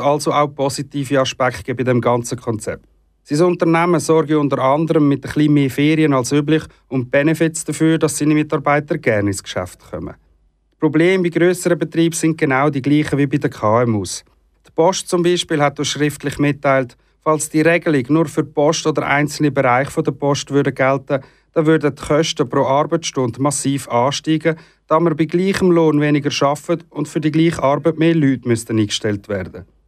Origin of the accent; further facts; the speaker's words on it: Switzerland; bei uns in der Schweiz